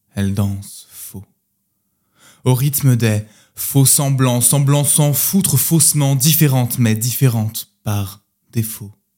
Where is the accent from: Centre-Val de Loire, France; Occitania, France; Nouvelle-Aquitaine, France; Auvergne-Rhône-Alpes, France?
Centre-Val de Loire, France; Orléans; moved away as an adult; now in Nantes, France; je viens d'Orléans, de la, campagne orléanaise. J'y ai passé 22 euh, années de ma vie.